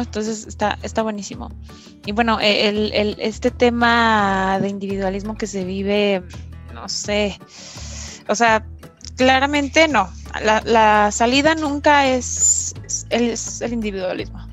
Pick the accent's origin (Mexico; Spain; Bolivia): Mexico; nacimos en México